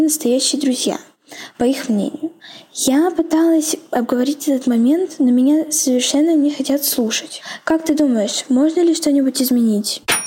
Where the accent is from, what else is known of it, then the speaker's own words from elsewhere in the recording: Moscow, Russia; мне 14, я из Москвы